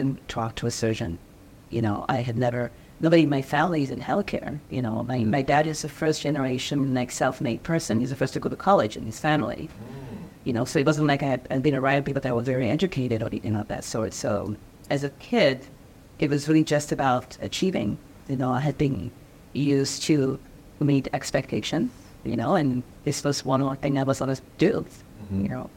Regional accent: Cameroon; also born or lived in Bridgeport; now in United States; So I grew up in Cameroon, which is not like the U.S.

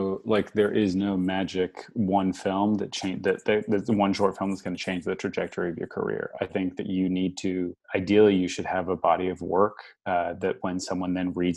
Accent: New York, United States; also born or lived in Australia / France; I grew up in a lot of different parts of the world. I was born in Australia. I kind of was, you know, when I was about nine, I moved to New York. I grew up in New York, between New York and France.

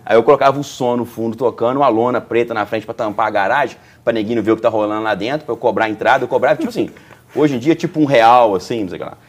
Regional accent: Juiz de Fora, Minas Gerais, Brazil; Sou natural de Juiz de Fora. É, eu nasci ali, eu cresci ali

